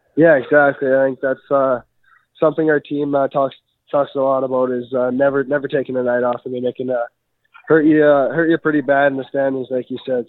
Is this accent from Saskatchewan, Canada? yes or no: yes; Prince Albert, Saskatchewan, Canada; I grew up in Prince Albert, Saskatchewan.